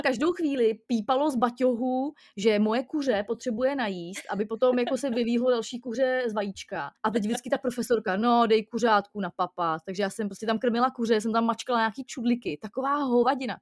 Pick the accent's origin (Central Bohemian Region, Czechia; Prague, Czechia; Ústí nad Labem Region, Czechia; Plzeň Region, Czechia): Ústí nad Labem Region, Czechia; Most; jsem z Mostu a teď jsem v Mostě